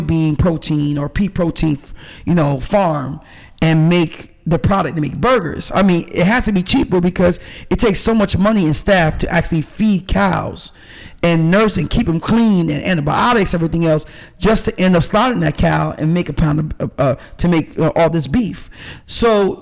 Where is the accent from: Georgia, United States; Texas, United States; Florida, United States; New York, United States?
New York, United States; now in Decatur, United States; I'm from New York originally. My family's from Jamaica, but I'm from New York